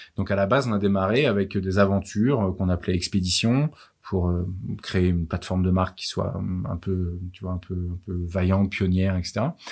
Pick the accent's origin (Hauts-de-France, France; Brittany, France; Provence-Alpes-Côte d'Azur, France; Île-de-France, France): Île-de-France, France; Versailles; also born or lived in Lille; J'ai grandi à Versailles